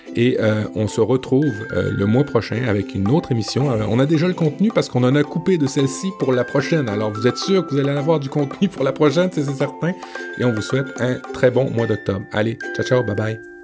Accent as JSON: {"language": "French", "town": "Le Havre", "region": "Normandy", "country": "France", "tie": "born or raised there", "said": "quand j'étais petit en Normandie, euh, sur la plage du Havre"}